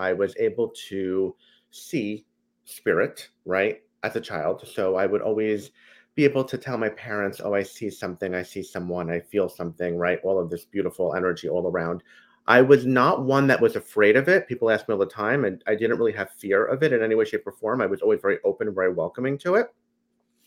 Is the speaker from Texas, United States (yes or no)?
no; New Jersey, United States; I am from New Jersey, through and through. A Jersey boy like you